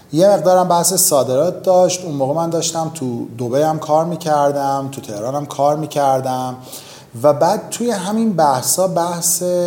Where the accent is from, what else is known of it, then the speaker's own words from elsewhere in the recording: Iran; اوایل بچگیمون با دوران جنگ تو ایران